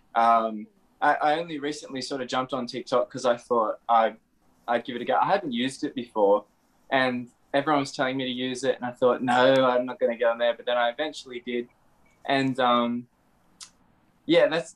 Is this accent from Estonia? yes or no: no; Australia; I'm from Australia